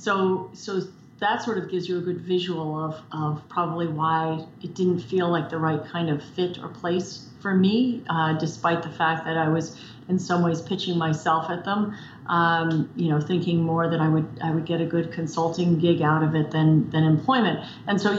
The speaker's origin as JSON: {"language": "English", "town": "New York City", "region": "New York", "country": "United States", "tie": "born or raised there", "moved": "yes", "lives_now": "Vermont, United States", "said": "I grew up in New York City on the West Side"}